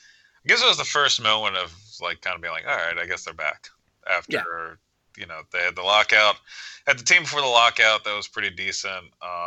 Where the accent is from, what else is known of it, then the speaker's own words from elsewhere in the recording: Maryland, United States; I'm from Maryland